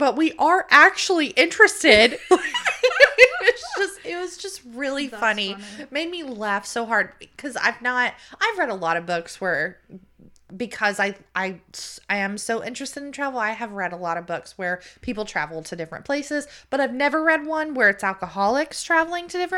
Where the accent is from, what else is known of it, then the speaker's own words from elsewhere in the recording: the South, United States; We are obviously from the South